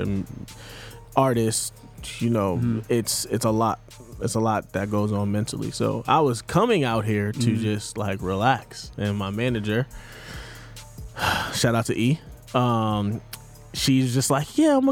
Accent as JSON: {"language": "English", "region": "New England", "country": "United States", "said": "I'm from New England, so two inches of snow is we still play basketball"}